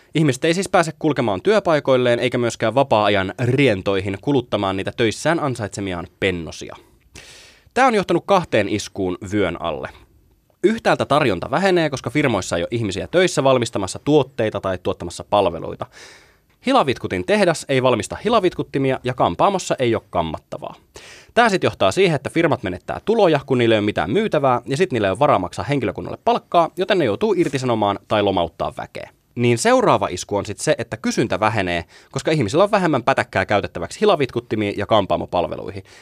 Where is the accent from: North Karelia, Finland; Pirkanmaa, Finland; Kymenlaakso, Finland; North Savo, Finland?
Kymenlaakso, Finland; Kouvola; mä oon kotoisin Kouvolasta, enkä edes häpeä sitä